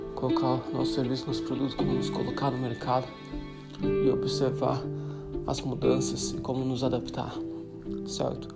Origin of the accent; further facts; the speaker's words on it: Brazil; moved away; also born or lived in Uruguay / Colombia / Ireland / Greece; vai fazer sete anos que estou fora do Brasil